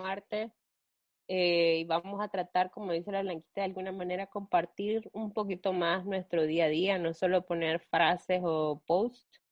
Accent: Nicaragua; somos dos hermanas nicaragüenses

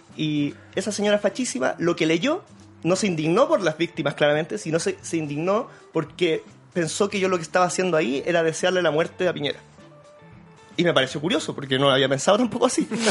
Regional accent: Santiago, Santiago Metropolitan Region, Chile; yo soy de la Vía Francia

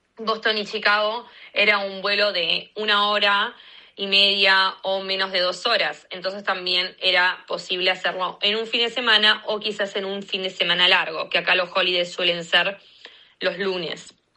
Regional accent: Argentina; moved away as an adult; also born or lived in Washington, DC, United States; now in United States; soy de Argentina y este momento estoy viviendo en Estados Unidos hace dos años y siete meses

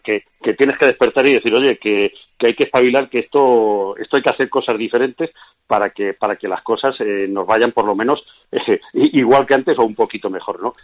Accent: Castilla-La Mancha, Spain; soy castellano manchego

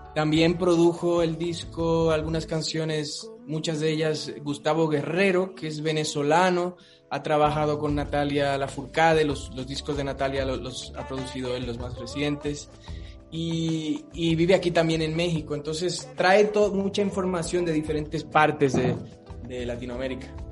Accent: Dominican Republic; moved away; yo soy caribeño, soy de Dominicana

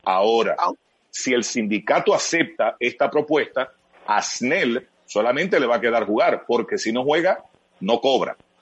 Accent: Santiago de los Caballeros, Santiago, Dominican Republic; yo soy de Santiago, cibaeño, eh, aguilucho desde chiquitico

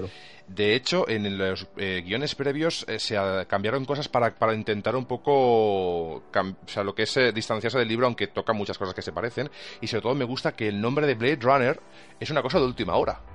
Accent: Catalonia, Spain; soy catalán

